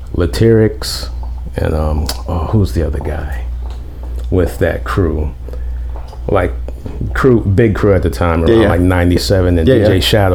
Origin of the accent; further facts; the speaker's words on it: Trinidad & Tobago; now in Orlando, United States; I was born in Trinidad.